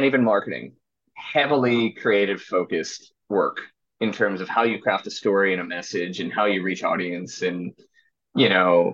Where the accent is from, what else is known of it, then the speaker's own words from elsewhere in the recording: Philadelphia, Pennsylvania, United States; I was at Temple University, so I'm from Philadelphia.